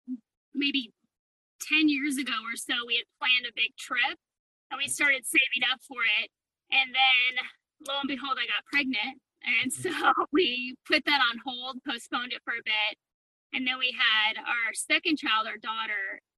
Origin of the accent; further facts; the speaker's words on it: Reno, Nevada, United States; I grew up in Reno, Nevada